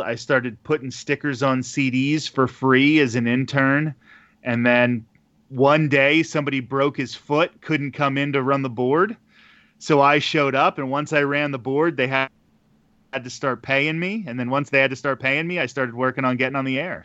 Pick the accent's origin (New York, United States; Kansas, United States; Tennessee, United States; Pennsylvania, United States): Pennsylvania, United States; moved away as an adult; also born or lived in Arizona; now in Florida, United States; I'm originally from the Pennsylvania area, and I moved to Arizona and then to Florida